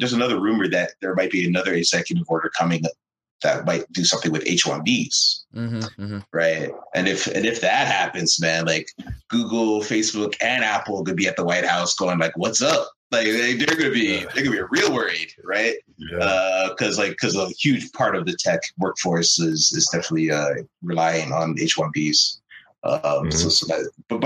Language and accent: English; Canada; moved away as an adult; now in United States; I'm Canadian